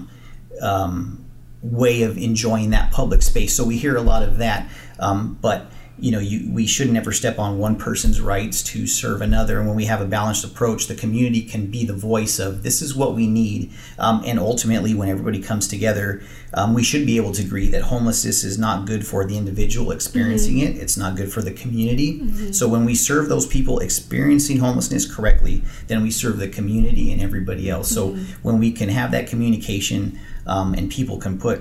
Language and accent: English; Riverside County, California, United States; we're born and raised in Riverside County.